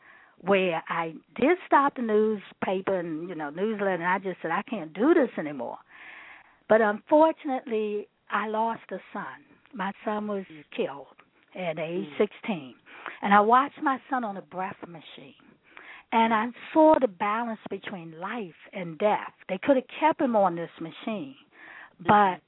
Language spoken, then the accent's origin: English; Washington, District of Columbia, United States; I grew up in Washington, D.C., had a pretty happy, healthy growing up experience.